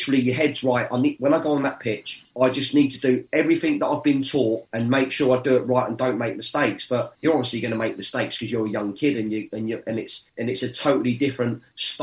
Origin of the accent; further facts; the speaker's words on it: Watford, East of England, United Kingdom; my hometown club